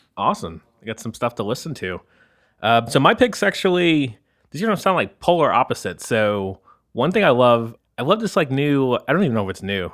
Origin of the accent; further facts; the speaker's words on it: the South, United States; moved away; I come from the South